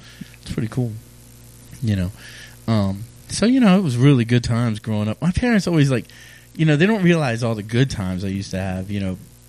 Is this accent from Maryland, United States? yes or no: yes; Edgewood, Maryland, United States; also born or lived in Havre de Grace / Aberdeen; You know, I was born in Havre de Grasse, but then I grew up pretty much between Edgewood and Aberdeen, Maryland.